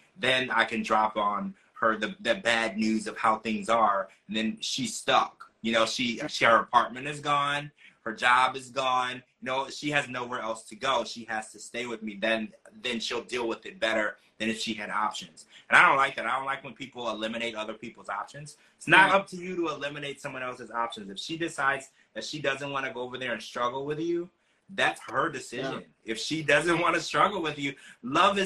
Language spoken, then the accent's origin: English; United States; as an American